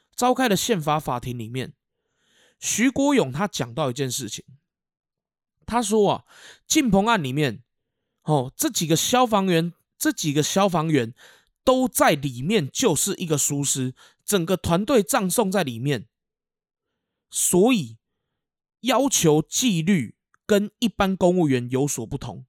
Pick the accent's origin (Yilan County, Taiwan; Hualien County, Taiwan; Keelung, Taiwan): Keelung, Taiwan; 我那个时候学校不算大，哦，因为我们基隆这边还有更大间的国小